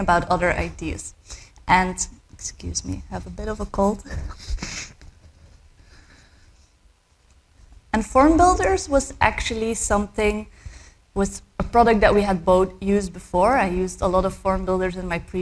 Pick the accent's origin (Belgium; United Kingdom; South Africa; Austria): Belgium; I was born and raised in Belgium.